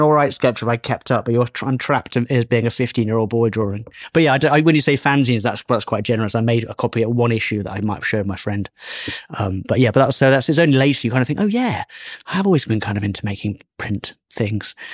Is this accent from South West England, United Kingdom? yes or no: yes; Bristol, South West England, United Kingdom; moved away; also born or lived in Leeds; I'm from Bristol